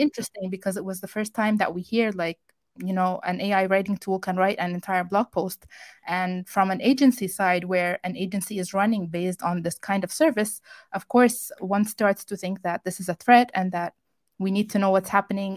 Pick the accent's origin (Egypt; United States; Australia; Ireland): Egypt; I am from Egypt